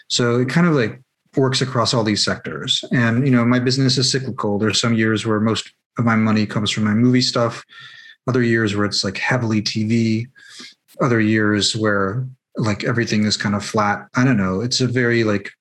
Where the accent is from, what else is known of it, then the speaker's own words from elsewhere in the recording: Seattle, Washington, United States; moved away as an adult; now in Los Angeles, United States; Seattle, my hometown